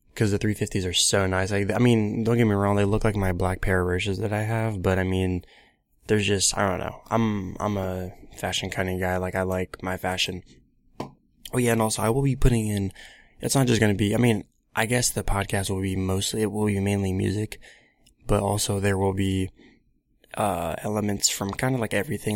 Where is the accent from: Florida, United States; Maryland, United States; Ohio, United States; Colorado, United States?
Ohio, United States; Columbus; I'm from Columbus, Ohio, around that area